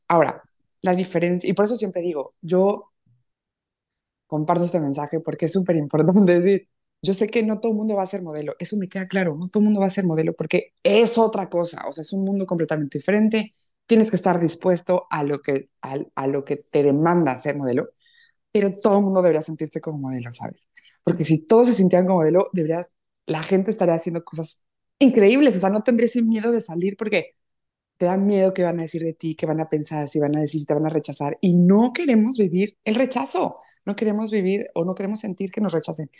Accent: Puebla, Mexico; Yo soy poblana, eh, muy orgullosa de verdad de, ser de Puebla, muy contenta de ser mexicana

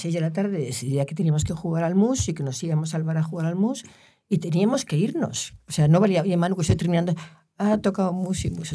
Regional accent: Galicia, Spain; yo soy gallega

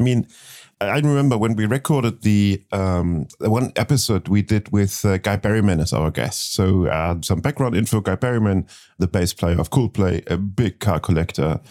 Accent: Hamburg, Germany; born in my hometown, Hamburg

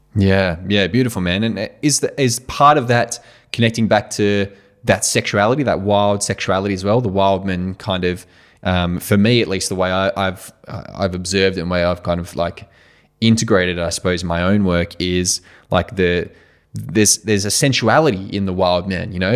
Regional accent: Australia; moved away; I came from Australia

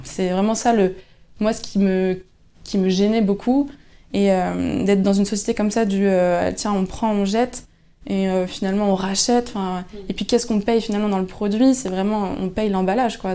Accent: Lannion, Brittany, France; je suis originaire de Lannion

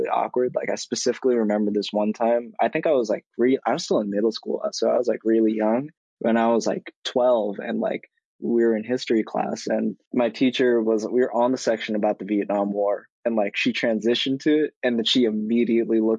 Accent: Stoughton, Massachusetts, United States; also born or lived in Dorchester, Massachusetts; now in Boston, United States; growing up in Stoughton

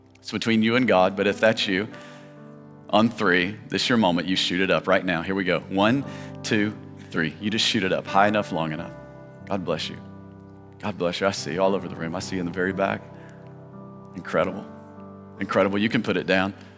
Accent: Tennessee, United States; I grew up in Tennessee, and there they would say, Preacher.

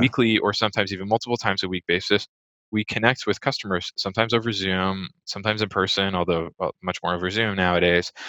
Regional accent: Bay Area, California, United States; moved away as an adult; also born or lived in Brooklyn, New York; now in New York, United States; I grew up in the Bay Area in oh, California.

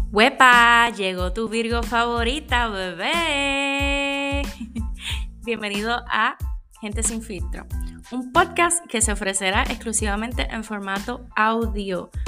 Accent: Puerto Rico; Soy puertorriqueña

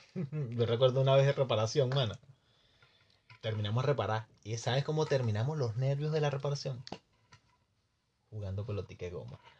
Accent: Venezuela; moved away as an adult; yo cuando me fui de Venezuela

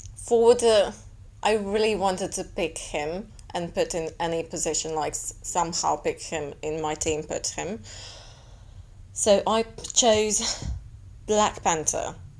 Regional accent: Latvia; I'm from Latvia

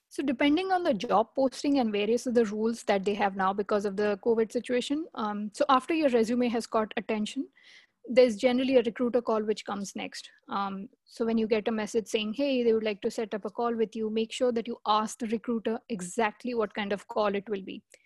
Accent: India; moved away as an adult; I'm from India.

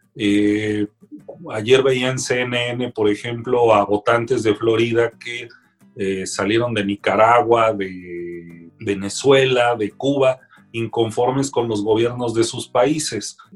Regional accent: Mexico; soy mexicano

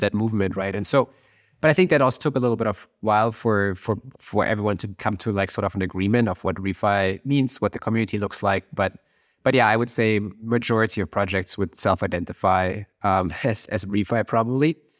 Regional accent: Germany; moved away as an adult; now in Silicon Valley, United States; I, I'm from Germany. I'm, you know, grew up near Berlin

